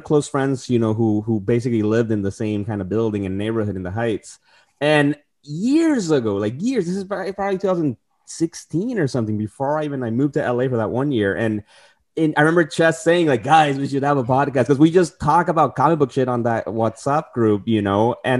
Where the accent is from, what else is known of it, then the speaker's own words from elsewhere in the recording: Tijuana, Baja California, Mexico; also born or lived in San Diego; now in New York, United States; And I'm originally coming from Tijuana and San Diego, so moving across the country, I didn't know anybody here in New York